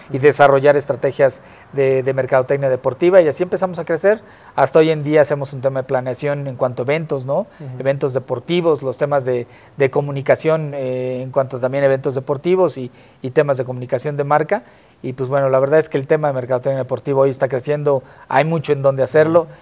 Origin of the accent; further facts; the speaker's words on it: Tlalnepantla, State of Mexico, Mexico; yo soy de Tlanepantla, está pegadito a Naucalpan